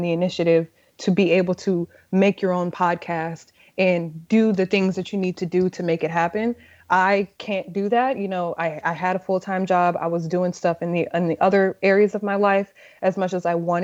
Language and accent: English; Texas, United States; now in Brooklyn, United States